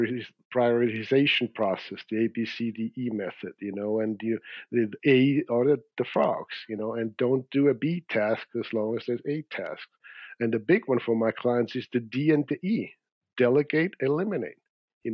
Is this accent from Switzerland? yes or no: yes; Zurich, Switzerland; moved away; I grew up in Switzerland in Zurich